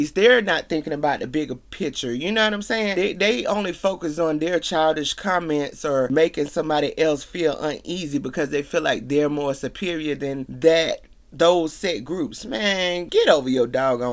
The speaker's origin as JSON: {"language": "English", "region": "the South", "country": "United States", "said": "I'm from the South"}